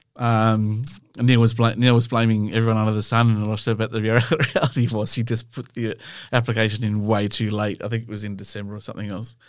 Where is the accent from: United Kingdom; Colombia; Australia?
Australia; we come from Australia